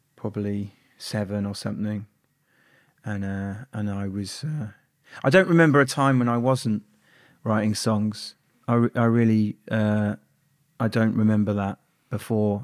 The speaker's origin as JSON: {"language": "English", "town": "Birmingham", "region": "West Midlands", "country": "United Kingdom", "tie": "born or raised there", "also_born_or_lived": "Barnet, London", "said": "when I was quite young, my my family moved to Birmingham"}